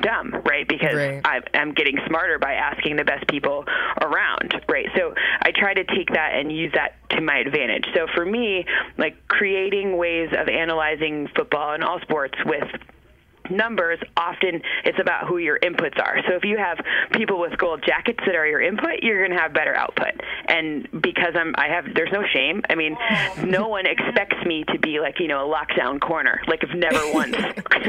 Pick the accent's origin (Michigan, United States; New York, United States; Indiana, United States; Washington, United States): Michigan, United States; moved away; I'm from Michigan